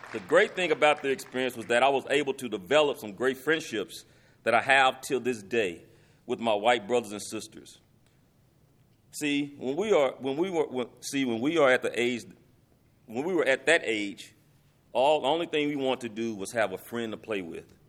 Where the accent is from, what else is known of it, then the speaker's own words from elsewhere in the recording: Lubbock, Texas, United States; When I was in third grade, I got what they call bust. And this was in the early eighties that, that this happened. It was a program that took pla, that took minority kids and placed them in a school that had more white kids to try to make the Lubbock I S D more diverse